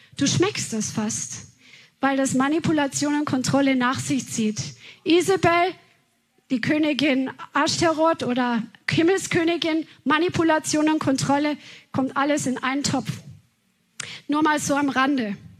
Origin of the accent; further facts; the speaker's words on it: Bavaria, Germany; moved away; wo wir aus Bayern herkommen